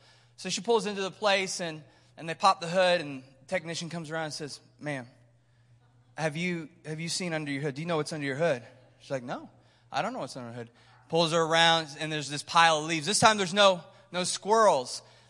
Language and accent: English; Missouri, United States; But we're from Missouri, so we live in Kansas City.